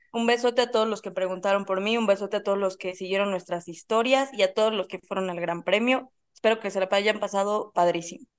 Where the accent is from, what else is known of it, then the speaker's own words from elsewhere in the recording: Mexico; como mexicana